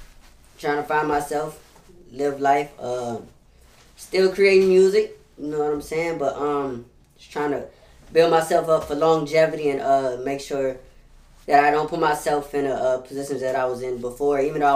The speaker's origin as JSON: {"language": "English", "town": "Los Angeles", "region": "California", "country": "United States", "also_born_or_lived": "Alabama", "lives_now": "New Orleans, United States", "said": "Originally, I'm from L.A. So, Los Angeles, then I moved to Alabama, you hear me? And I've been living out here for the past 10 years in New Orleans, so I'm really from everywhere"}